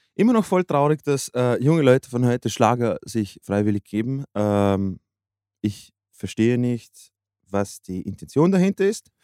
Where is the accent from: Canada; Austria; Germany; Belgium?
Austria; als Österreicher